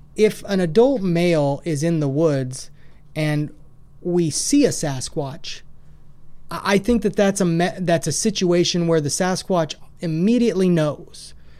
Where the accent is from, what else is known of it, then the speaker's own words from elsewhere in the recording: Washington, United States; also born or lived in Idaho; now in Clarksville, United States; I grew up in Washington. I spent quite a bit of time in Western Washington.